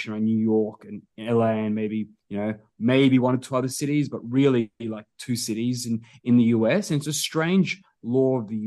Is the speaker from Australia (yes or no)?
yes; Adelaide, South Australia, Australia; moved away as an adult; also born or lived in Georgia; now in Sydney, Australia; My family moved over, you know, immigrated to this great country when I was little, and you know, to Adelaide. Grew up in Adelaide